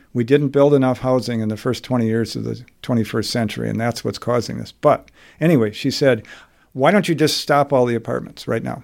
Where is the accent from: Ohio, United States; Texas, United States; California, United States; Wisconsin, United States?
Wisconsin, United States; Wauwatosa; I grew up in Wauwatosa in an era when it was ninety-nine percent white